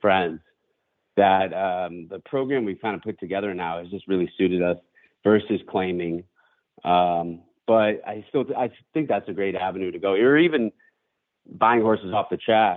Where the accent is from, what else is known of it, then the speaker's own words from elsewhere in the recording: Western Massachusetts, United States; I grew up in Western Massachusetts, going to the track really with my family